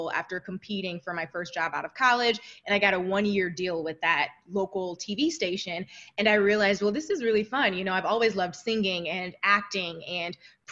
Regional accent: Toledo, Ohio, United States; moved away as an adult; also born or lived in New York; I grew up in Toledo, Ohio

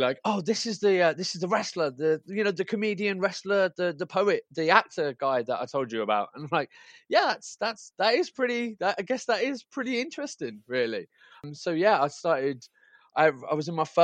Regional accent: Birmingham, West Midlands, United Kingdom; moved away; I'm from Birmingham, but I'm living back in Birmingham now again

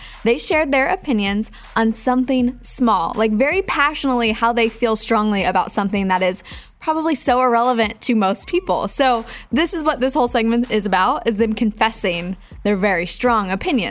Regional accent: Wichita, Kansas, United States; This just so happened to be in my hometown of Wichita, Kansas.

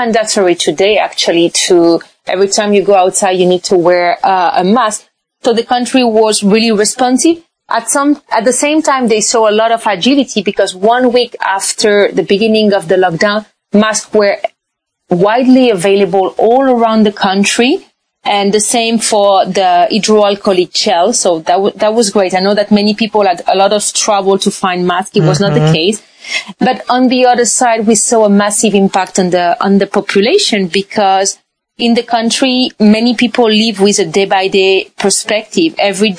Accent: France; also born or lived in China / Brazil / Panama / Switzerland; So I was born French from Spanish origin. My husband is from Morocco. And I lived abroad most of my life. I had the chance to live in China, Brazil, France, Panama, Switzerland, Morocco.

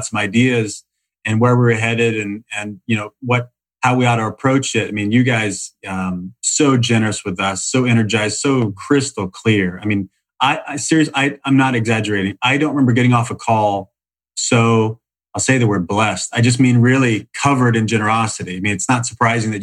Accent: Salem, Illinois, United States; now in Los Angeles, United States; I grew up in Salem, Illinois. Middle of nowhere, hour and a half east of St. Louis.

